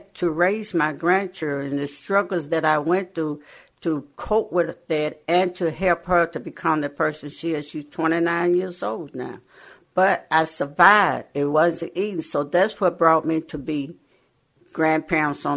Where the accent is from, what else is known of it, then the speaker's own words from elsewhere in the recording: the South, United States; moved away; I'm from the South. We were sharecropper.